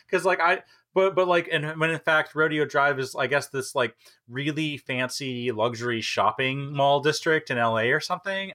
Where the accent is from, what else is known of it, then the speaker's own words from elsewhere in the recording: Minnesota, United States; moved away; I grew up in Minnesota.